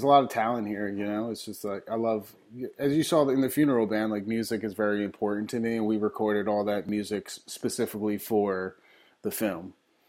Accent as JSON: {"language": "English", "town": "Elizabeth", "region": "New Jersey", "country": "United States", "moved": "as an adult", "lives_now": "New Orleans, United States", "said": "I'm originally from Elizabeth, New Jersey, right outside Newark. I came to New Orleans in 2002 to go to school at Loyola for music industry studies"}